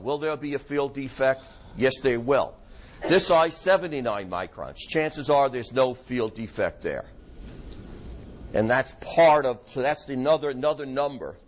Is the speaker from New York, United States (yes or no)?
yes; New York, United States; accent: New York; My New York accent's coming out